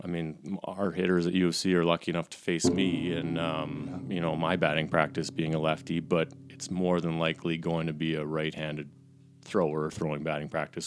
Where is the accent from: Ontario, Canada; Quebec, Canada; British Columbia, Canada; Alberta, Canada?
Alberta, Canada; Calgary; I grew up here in Calgary